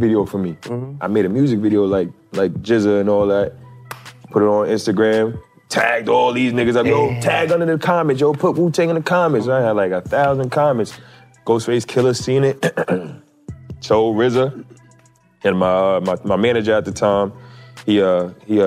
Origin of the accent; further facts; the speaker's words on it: New York City, New York, United States; I'm from Staten Island, New York